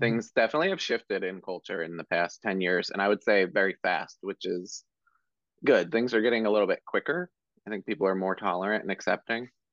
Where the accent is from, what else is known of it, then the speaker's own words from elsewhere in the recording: Marlton, New Jersey, United States; I grew up in Marlton, which is right next to Cherry Hill